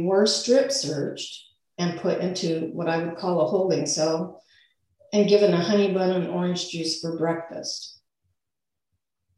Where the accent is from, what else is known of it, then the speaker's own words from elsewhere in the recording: Forest Grove, Oregon, United States; I moved back to my hometown, Forest Grove, with two kids at 22